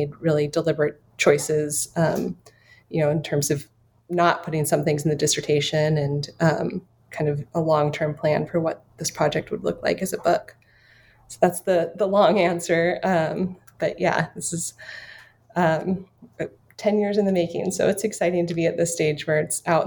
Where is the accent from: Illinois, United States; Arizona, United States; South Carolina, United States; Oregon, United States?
Arizona, United States; Flagstaff; now in Seattle, United States; I'm originally from Flagstaff, Arizona, and spent most of my life there